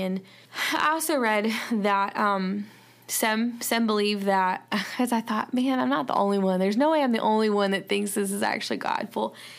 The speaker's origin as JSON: {"language": "English", "region": "the South", "country": "United States", "accent": "southern", "said": "my southern accent"}